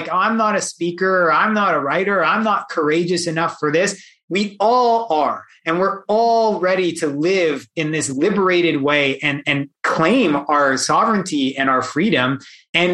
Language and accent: English; Canada; I'm born and raised in Canada